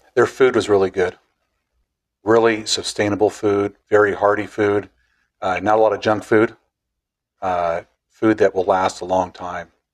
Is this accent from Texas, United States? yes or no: no; Clatskanie, Oregon, United States; Same place we're sitting at, 54 years, same driveway.